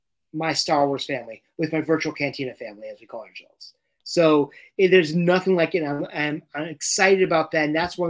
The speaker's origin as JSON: {"language": "English", "region": "London", "country": "United Kingdom", "tie": "born or raised there", "moved": "yes", "said": "I grew up in London and I had not been back in 40 years"}